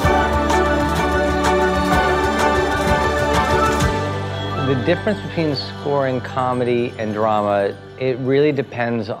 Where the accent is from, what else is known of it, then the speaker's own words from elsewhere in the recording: New Jersey, United States; also born or lived in India; I grew up in Jersey after India